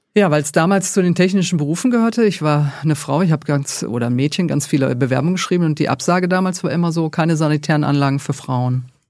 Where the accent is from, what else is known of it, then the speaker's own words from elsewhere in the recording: Duisburg, North Rhine-Westphalia, Germany; Ich komme tatsächlich aus Duisburg